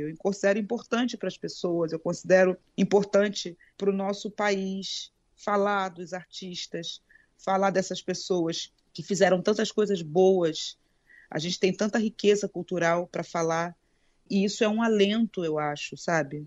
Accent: Brazil; Eu sou brasileira, eu falo português

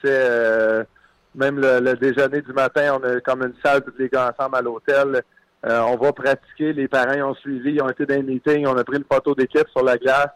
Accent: Quebec, Canada; moi en tant que Québécois

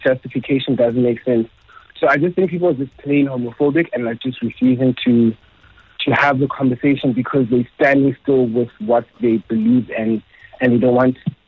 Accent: Eastern Cape, South Africa; I'm Xhosa, and I'm from the Eastern Cape

